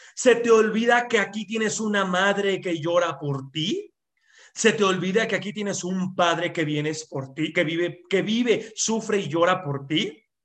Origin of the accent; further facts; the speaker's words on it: Mexico; en México y en gran parte de nuestra cultura